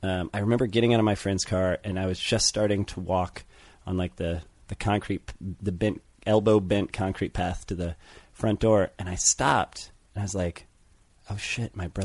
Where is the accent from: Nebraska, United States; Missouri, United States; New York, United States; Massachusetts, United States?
Missouri, United States; St. Louis; I grew up in St. Louis